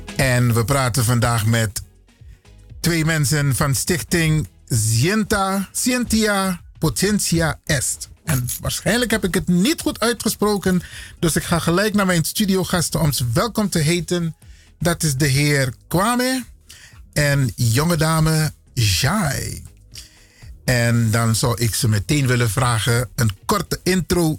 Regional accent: Suriname; now in Netherlands; ik kom uit Suriname

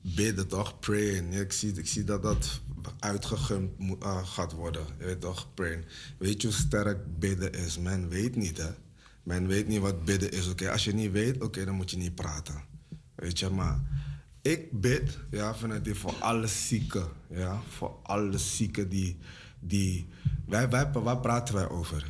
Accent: Suriname; now in Netherlands; Ik ben een Surinamer, heb ik al gezegd. Weet je, en ik woon hier

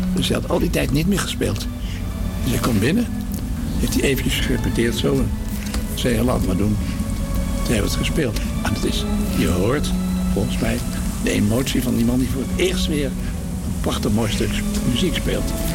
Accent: 's-Hertogenbosch, North Brabant, Netherlands; now in Laren, Netherlands; In Den Bosch, waar ik geboren ben

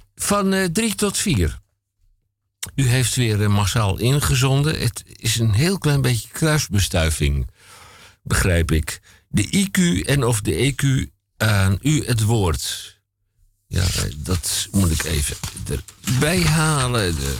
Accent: Koog aan de Zaan, North Holland, Netherlands; ik kom ook uit Koog aan de Zaan

